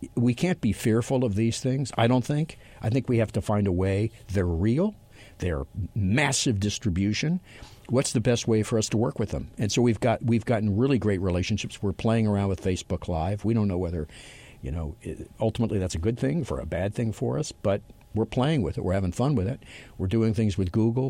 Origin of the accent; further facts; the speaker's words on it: Los Angeles, California, United States; my hometown of Los Angeles